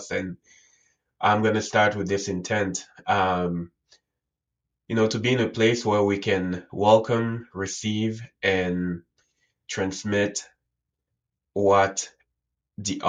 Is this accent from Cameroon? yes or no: yes; Cameroon; I was born and raised in Africa, and in Cameroon, it's somewhere in Central Africa. And I grew up there.